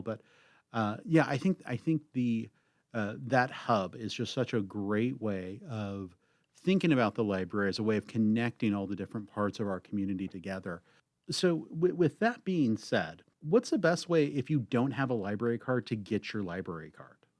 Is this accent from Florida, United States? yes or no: no; Cave Junction, Oregon, United States; I grew up out in the Cave Junction area